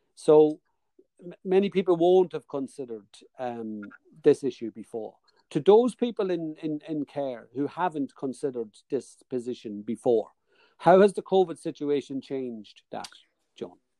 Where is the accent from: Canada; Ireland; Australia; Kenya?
Ireland; Dundalk, Leinster; accent: Dundalk; my Dundalk accent